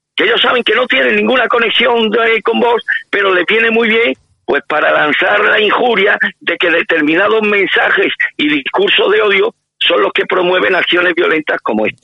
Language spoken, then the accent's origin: Spanish; Spain; somos los españoles